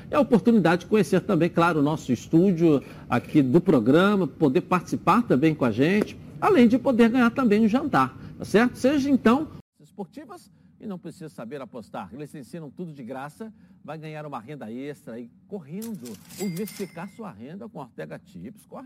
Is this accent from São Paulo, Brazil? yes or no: no; Petrópolis, Rio de Janeiro, Brazil; É, sempre acompanhando, você sabe que sou petropolitano.